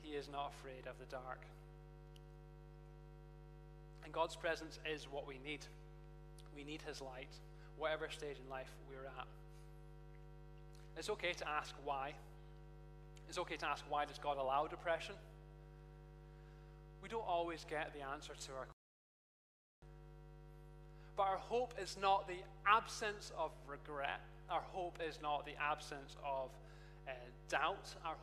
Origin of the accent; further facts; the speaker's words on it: Perth, Scotland, United Kingdom; now in Edinburgh, United Kingdom; Perth is my hometown. Perth, Scotland, not Perth, anywhere else.